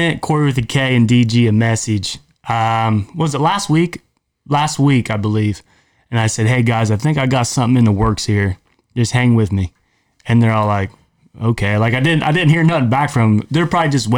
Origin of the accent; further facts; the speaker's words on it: Ohio, United States; we're from Ohio